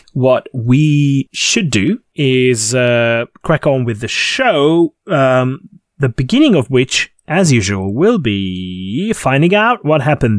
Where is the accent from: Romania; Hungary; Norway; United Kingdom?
Hungary; born or raised there